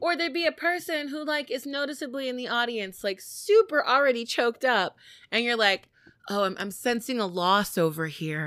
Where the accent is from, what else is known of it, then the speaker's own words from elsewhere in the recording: United States; As an American